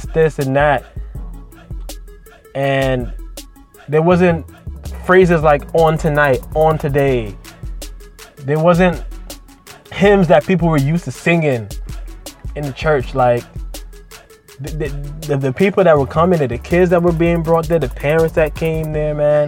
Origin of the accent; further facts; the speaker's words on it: New York City, New York, United States; I literally grew up in an inner city church, and they both were kind of inner city too, the Brooklyn Miracle Temple and Metro Ministries